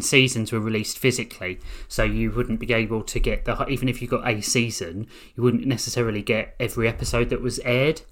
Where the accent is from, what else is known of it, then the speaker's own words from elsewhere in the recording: United Kingdom; we're British